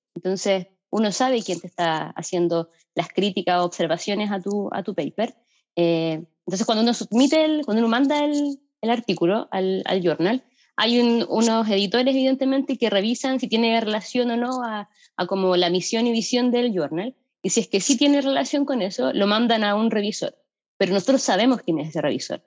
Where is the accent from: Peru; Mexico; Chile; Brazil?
Chile; Valparaíso; moved away as an adult; now in Bristol, United Kingdom; soy de Valparaíso